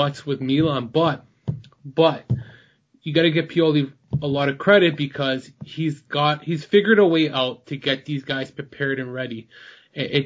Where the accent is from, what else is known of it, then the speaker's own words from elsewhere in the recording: Toronto, Ontario, Canada; I'm from Toronto